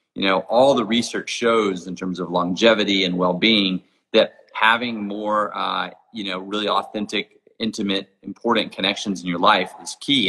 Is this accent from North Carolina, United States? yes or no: no; Jackson Hole, Wyoming, United States; my hometown of Jackson Hole, Wyoming